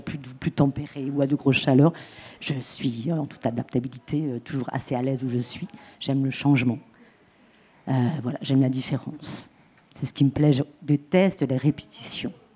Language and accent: French; Troyes, Grand Est, France; now in Marseille, France; je viens de Troyes, à côté de Troyes. Ça, véritablement, c'est mon origine.